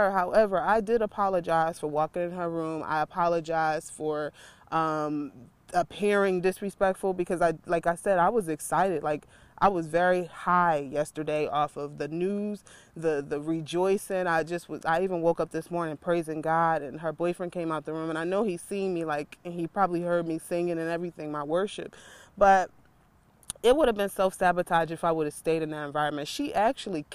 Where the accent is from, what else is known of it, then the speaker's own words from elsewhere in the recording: Philadelphia, Pennsylvania, United States; I'm from Philly